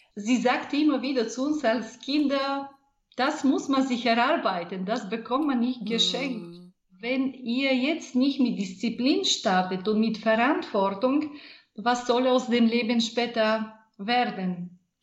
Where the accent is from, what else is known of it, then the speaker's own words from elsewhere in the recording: Bulgaria; German is a second language; moved away; Ich bin in Bulgarien in der Provinz geboren, nicht weit von der großartigen Rila-Gebirge. Es war eine glückliche, eine sehr lebhafte Kindheit.